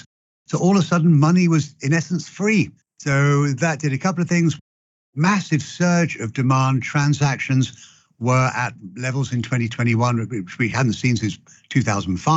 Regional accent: London, United Kingdom; accent: British; moved away as an adult; also born or lived in Oxford; now in United States; born and raised in London

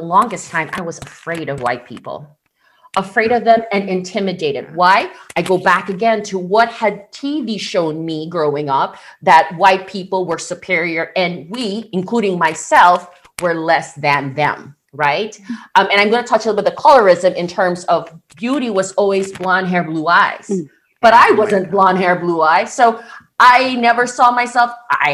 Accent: Philippines; moved away as an adult; now in United States; I was born and raised in the Philippines

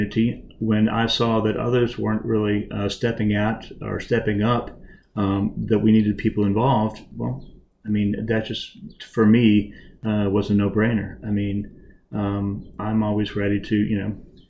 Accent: Lubbock, Texas, United States; moved away as an adult; also born or lived in Memphis, Tennessee / Nashville, Tennessee; now in Rockville, United States; I grew up in Tennessee, Texas, Lubbock, Texas

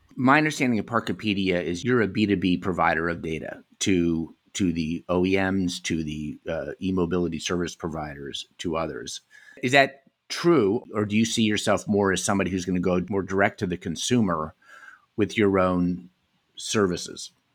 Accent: United States; moved away as an adult; also born or lived in Europe; Having lived in Europe and, you know, growing up in America

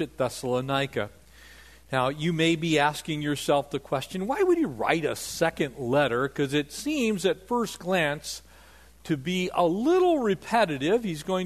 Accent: Poway, California, United States; I grew up in North San Diego County, a little town called Poway

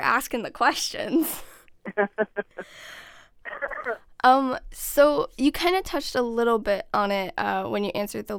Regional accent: Wisconsin, United States; I'm from Wisconsin

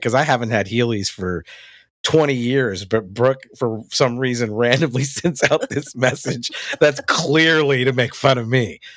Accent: the South, United States; growing up in the South

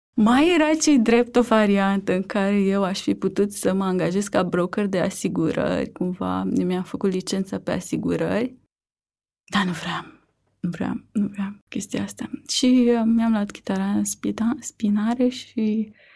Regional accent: Vulcana-Pandele, Dâmbovița County, Romania; also born or lived in Târgoviște / Barcelona; Sunt nu din Târgoviște, dar uh, am crescut uh, în Vulcana Pandele, într-un sat lângă Târgoviște, până la 8 ani.

